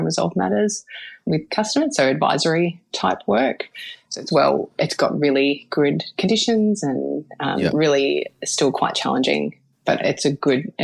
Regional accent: Melbourne, Victoria, Australia; I'm from Melbourne in the northern suburbs

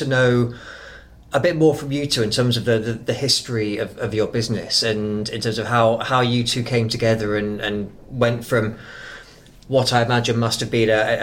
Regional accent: England, United Kingdom; now in New Zealand; I am actually from England

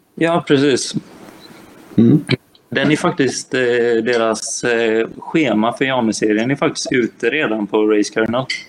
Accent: Gothenburg, Västra Götaland, Sweden; jag är göteborgare

